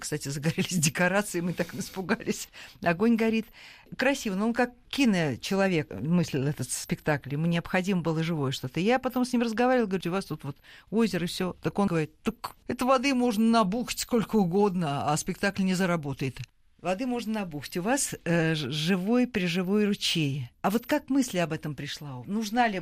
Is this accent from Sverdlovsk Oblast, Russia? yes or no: no; Moscow, Russia; мы здесь, москвичи